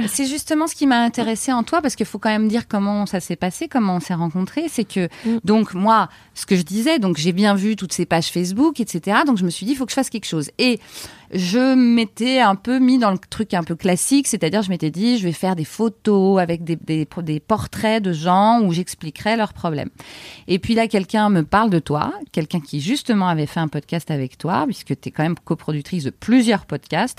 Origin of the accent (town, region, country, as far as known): France; also born or lived in Canada